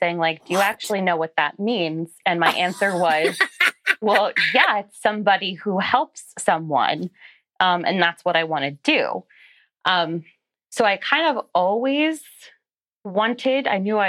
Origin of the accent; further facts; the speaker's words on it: Whitehall, Pennsylvania, United States; I was born and raised in the Lehigh Valley, Pennsylvania. So Whitehall, Pennsylvania